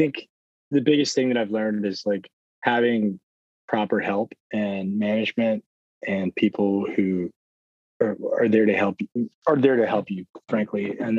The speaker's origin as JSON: {"language": "English", "region": "the South", "country": "United States", "said": "because I am from the South and officially want to get back South."}